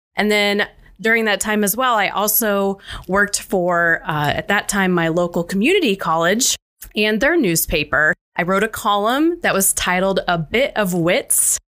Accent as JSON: {"language": "English", "region": "Central Illinois", "country": "United States", "tie": "born or raised there", "said": "I am born and raised in Central Illinois. I have been here my entire life"}